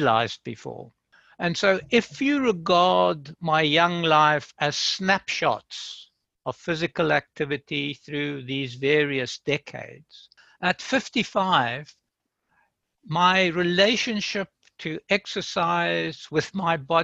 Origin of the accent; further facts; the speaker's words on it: Free State, South Africa; moved away; I was born in South Africa in the Free State, way out in the farms